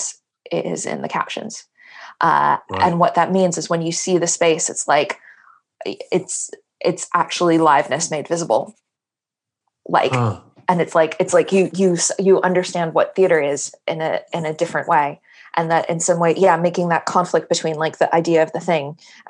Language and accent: English; New York, United States; moved away; the English that I grew up speaking in New York, like certainly the English in my home was heavily inflected with Yiddish